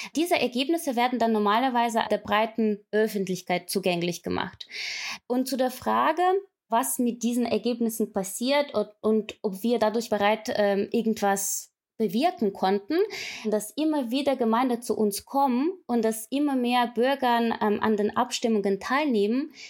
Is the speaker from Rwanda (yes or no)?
no; Ukraine; moved away as an adult; ich komme ursprünglich aus der Ukraine und war damals bei der ukrainischen Revolution live mit dabei